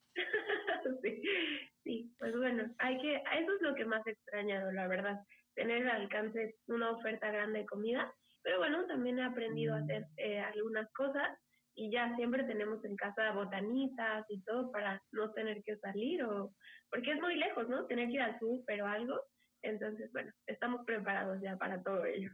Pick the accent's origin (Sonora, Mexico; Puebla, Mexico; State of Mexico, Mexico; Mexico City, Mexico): Mexico City, Mexico; moved away as an adult; now in Michigan, United States; yo soy de Ciudad de México y pues ahora vivo en Michigan